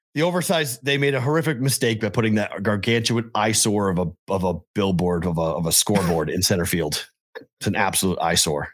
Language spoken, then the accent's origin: English; Andover, Massachusetts, United States; now in Las Vegas, United States; my hometown of Andover, Mass